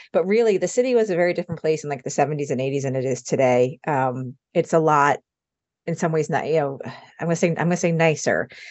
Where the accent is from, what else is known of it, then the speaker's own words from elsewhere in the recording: Long Island, New York, United States; I grew up on Long Island outside the city